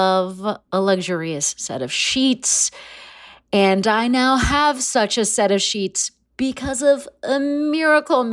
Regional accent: Palm Springs, California, United States; I grew up in Palm Springs

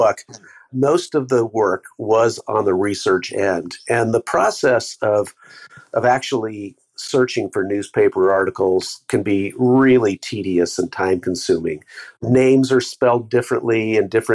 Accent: San Jose, California, United States; I grew up mostly in San Jose

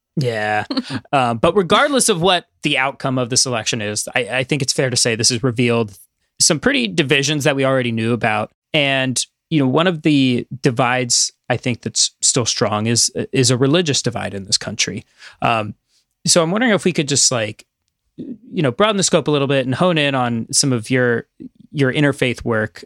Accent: Midwest, United States; moved away; I'm from the Midwest

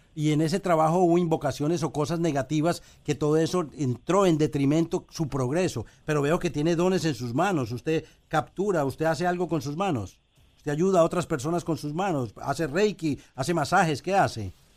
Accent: Colombia; moved away as an adult; now in Puerto Rico; fui a Bogotá, eh, a Colombia donde soy

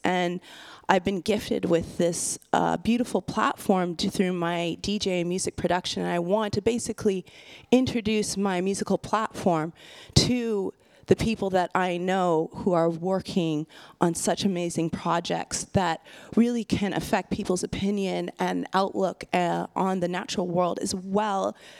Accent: west coast of Canada, British Columbia, Canada; I'm Canadian and I'm from the west coast of Canada

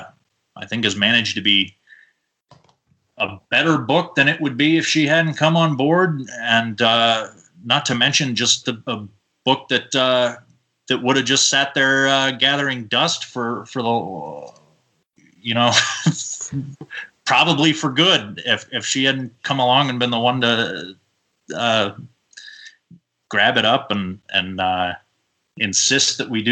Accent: Boise, Idaho, United States; also born or lived in Los Angeles / Austin / Kissimmee; At this point, I am actually just moved into an apartment today in Boise, Idaho, which is mostly where I grew up. I was born in Los Angeles, and I've lived really all over the place.

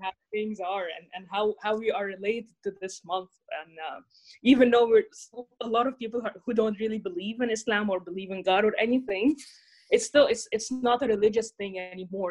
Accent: Cairo, Cairo Governorate, Egypt; moved away as an adult; now in Netherlands; I come from Cairo, Egypt. I've been in the Netherlands for almost five years now

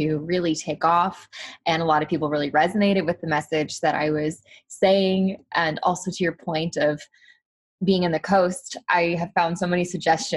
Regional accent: Arkansas, United States; now in California, United States; I am from Arkansas, which is not the most eco-friendly or progressive state in America. And when I moved to California

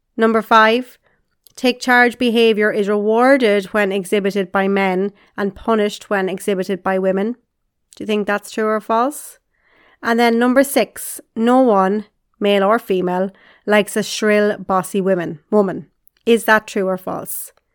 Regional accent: Carlow, Leinster, Ireland; I grew up in Carlow in Ireland with my mom and dad and my two sisters

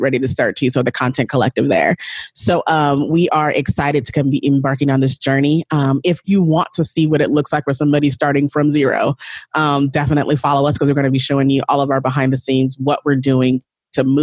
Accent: San Bernardino, California, United States; I grew up in San Bernardino in the hood with like my siblings and my white stepfather.

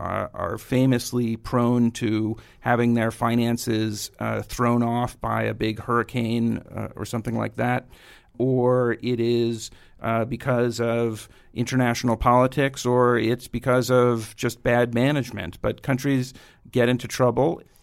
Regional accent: New York City, New York, United States; grew up in Queens, went to high school at Stuyvesant downtown.

